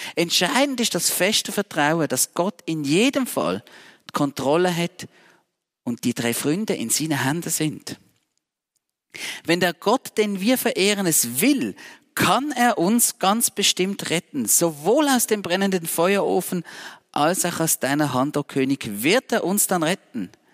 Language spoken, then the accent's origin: German; Switzerland; Als Schweizer Bürger